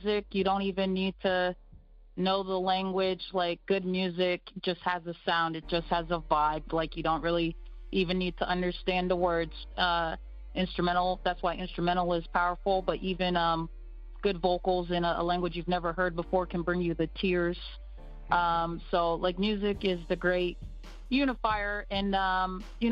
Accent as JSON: {"language": "English", "country": "United States", "tie": "born or raised there", "said": "in America. So, you know, I grew up there in the Disney tween phase"}